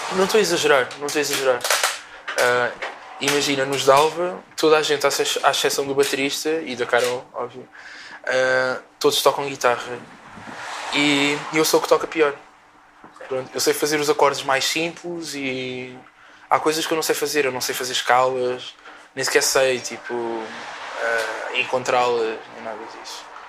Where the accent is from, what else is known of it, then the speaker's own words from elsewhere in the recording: Portugal; eu cresci cá em Portugal